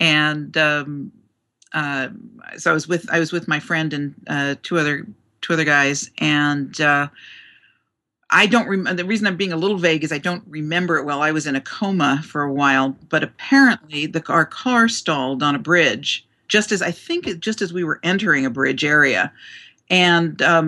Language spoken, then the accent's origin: English; Newark, New Jersey, United States; I was born in Newark, New Jersey.